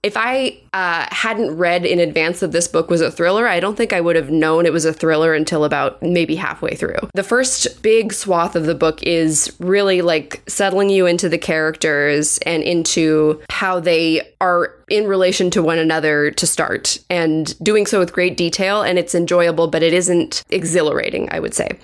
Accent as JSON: {"language": "English", "country": "United States", "said": "we as Americans"}